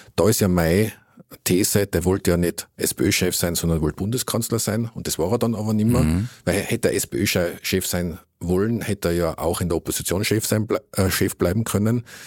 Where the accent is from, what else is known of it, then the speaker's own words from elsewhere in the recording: Innsbruck, Tyrol, Austria; wir sind ja beide Innsbrucker Gebürtige